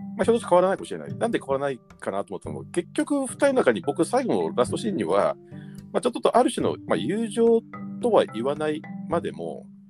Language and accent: Japanese; Tokyo, Japan; 僕は僕はちょっと東京出身の人間なので